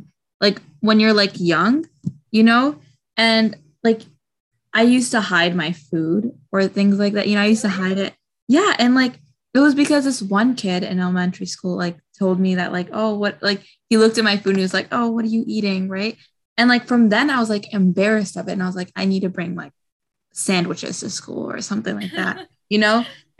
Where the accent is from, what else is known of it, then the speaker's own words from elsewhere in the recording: India; now in United States; At home, I'm Indian, and at school, like, I tried my best not to be, you know, like when I was a kid.